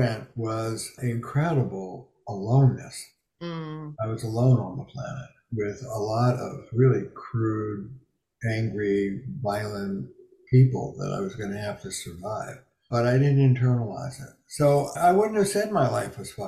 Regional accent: Camden, New Jersey, United States; I grew up in Camden, New Jersey, blue collar

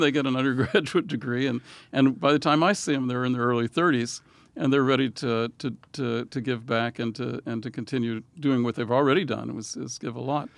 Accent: Louisiana, United States; moved away; also born or lived in Israel; I grew up in Louisiana

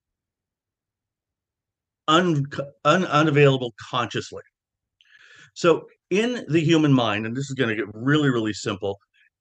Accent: Wenatchee, Washington, United States; I grew up in the Wenatchee Valley in the foothills of the Cascades

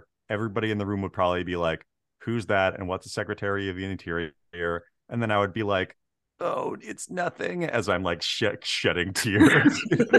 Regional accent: Marysville, Washington, United States; And I grew up like on the Tulalip Res and then kind of just like across the railroad tracks in Marysville.

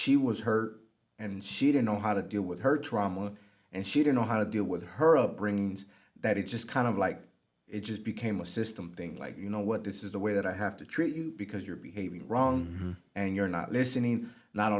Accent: Los Angeles, California, United States; I grew up in South Central Los Angeles, so I'm very familiar with the area

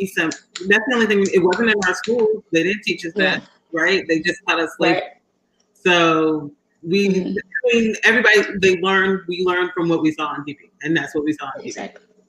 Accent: Nigeria; I think it's very interesting, since I am Nigerian, and Sana is African American.

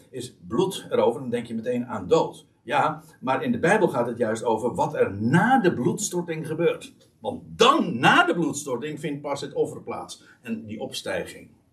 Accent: Netherlands; wij als Nederlanders

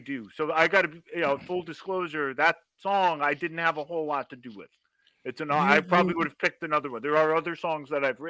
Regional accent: Berkeley, California, United States; now in New York, United States; I grew up in Berkeley

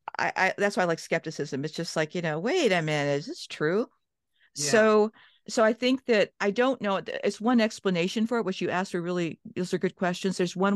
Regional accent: Johnstown, Pennsylvania, United States; born there; also born or lived in Cleveland, United States; I was born in Johnstown. We moved to the Midwest, Cleveland.

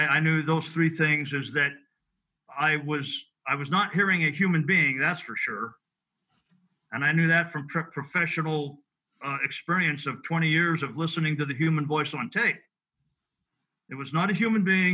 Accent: Rocky Mountains, United States; I grew up in the Rocky Mountains with all kinds of stories

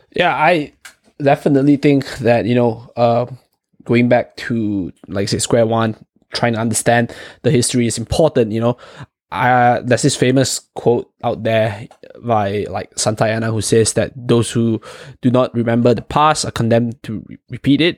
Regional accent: Malaysia; moved away; Chong and I, we are from, originally from Malaysia

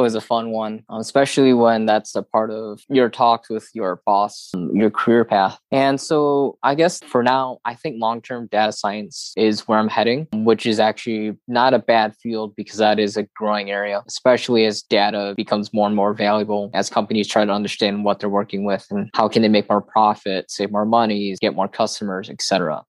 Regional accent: Midwest, United States; And so for me, growing up in the Midwest, I feel lucky because I haven't noticed this as much in regards to discrimination

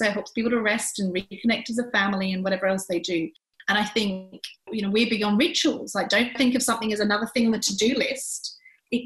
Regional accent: England, United Kingdom; now in Australia; growing up in England

